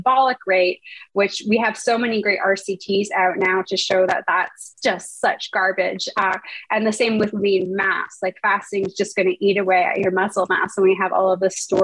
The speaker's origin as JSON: {"language": "English", "town": "Toronto", "region": "Ontario", "country": "Canada", "moved": "as an adult", "lives_now": "California, United States", "said": "I hail from Toronto, Canada"}